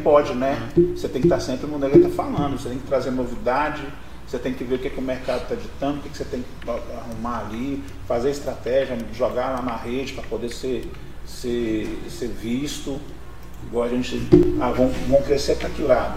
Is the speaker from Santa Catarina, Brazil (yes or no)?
no; Barra Mansa, Rio de Janeiro, Brazil; also born or lived in Belo Horizonte; now in Pouso Alegre, Brazil; Sou de Barra Mansa, nascido lá em 67